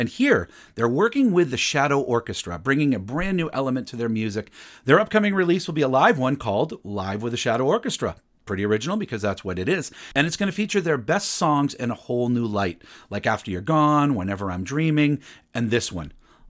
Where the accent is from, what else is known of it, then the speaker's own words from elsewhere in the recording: Broad Brook, Connecticut, United States; If you have never heard of Broadbrook, Connecticut, don't worry about it too much. Not only is it my hometown